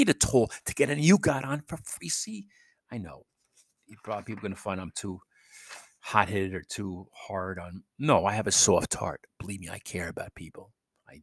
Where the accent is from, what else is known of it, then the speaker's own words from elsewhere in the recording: New York City, New York, United States; moved away; I'm from New York City